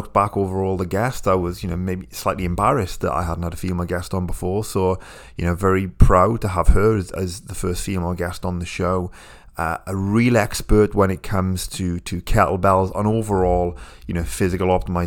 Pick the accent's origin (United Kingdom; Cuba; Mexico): United Kingdom; I'm British